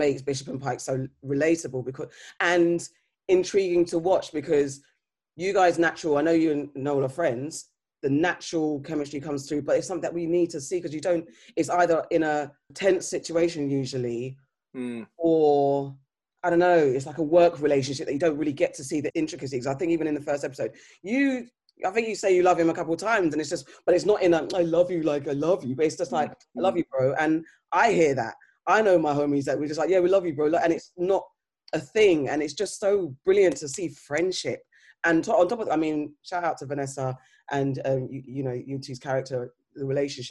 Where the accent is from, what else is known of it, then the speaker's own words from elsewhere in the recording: Ghana; being Ghanaian